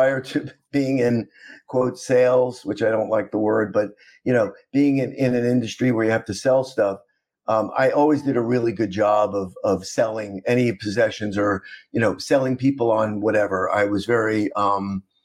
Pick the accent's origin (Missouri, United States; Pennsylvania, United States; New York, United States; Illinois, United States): New York, United States; New York City; moved away as an adult; also born or lived in Vandenberg, California / South Miami, Florida; I grew up in Queens